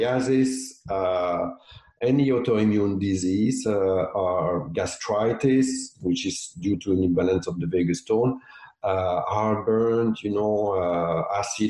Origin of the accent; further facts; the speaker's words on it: Belgium; also born or lived in South of France; now in Nova Scotia, Canada; I'm from Belgium